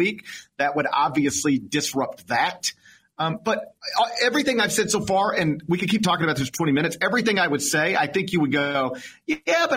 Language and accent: English; Memphis, Tennessee, United States; My hometown of Memphis